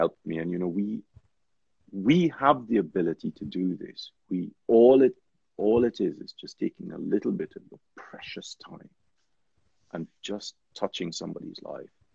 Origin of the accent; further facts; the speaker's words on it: Trinidad & Tobago; I grew up in Trinidad